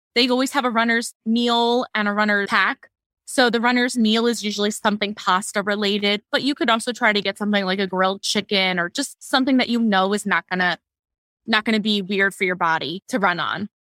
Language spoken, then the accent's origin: English; Maryland, United States; I am from Maryland